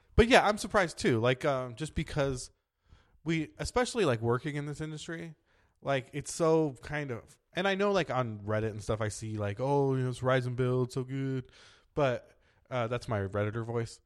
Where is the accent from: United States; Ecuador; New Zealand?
United States; San Diego, California; I'm from San Diego, but yeah, Southern California.